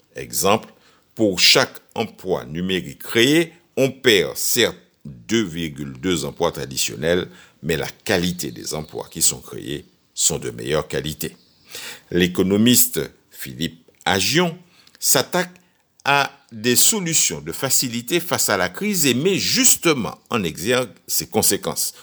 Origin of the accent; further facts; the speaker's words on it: Martinique; chez nous en Martinique